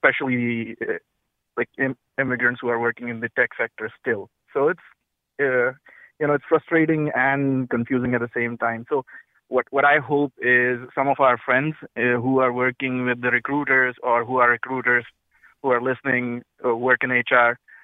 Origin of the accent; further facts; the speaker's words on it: India; moved away as an adult; now in South Windsor, United States; I am from India. I work here in South Windsor as an engineer